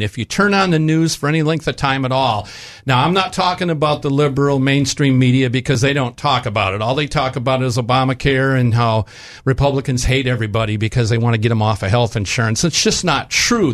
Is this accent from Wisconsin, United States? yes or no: yes; Wisconsin, United States; moved away; my home state of Wisconsin